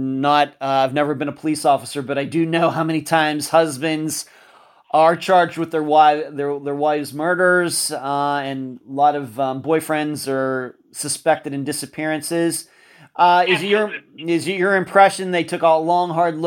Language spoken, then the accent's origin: English; Pittsburgh, Pennsylvania, United States; moved away; I'm originally from the Pittsburgh area